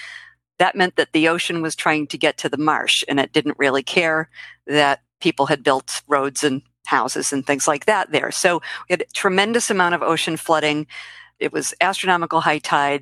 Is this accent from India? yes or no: no; Boston, Massachusetts, United States; also born or lived in Quincy, Massachusetts; I am from the Boston area. I've been here pretty much my whole life